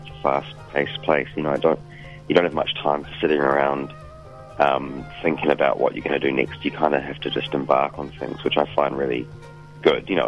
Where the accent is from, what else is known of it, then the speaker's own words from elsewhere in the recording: New Zealand; now in Brooklyn, United States; New Zealand as a home country